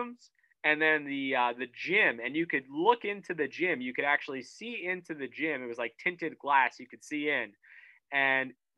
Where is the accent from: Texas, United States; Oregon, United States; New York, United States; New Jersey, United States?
New Jersey, United States; growing up in New Jersey